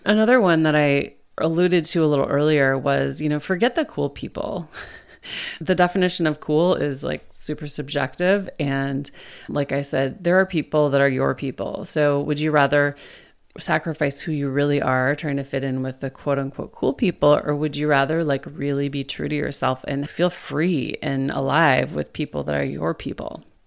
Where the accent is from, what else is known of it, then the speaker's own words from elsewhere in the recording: Minnesota, United States; now in Maryland, United States; my home state of Minnesota